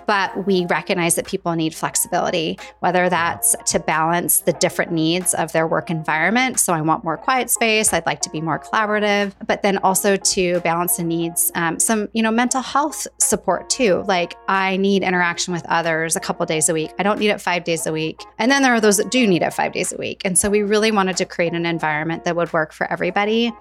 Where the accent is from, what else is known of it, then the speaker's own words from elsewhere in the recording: Spokane, Washington, United States; also born or lived in Portland, Oregon; I was actually born and raised in Spokane, Washington. Northwest girl at heart.